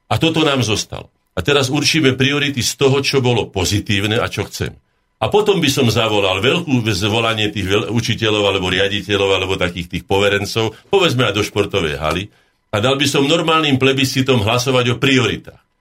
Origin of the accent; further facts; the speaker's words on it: Breza, Žilina Region, Slovakia; moved away; also born or lived in Bratislava; ja som pomerme z Brezy, ja som kúsok od vás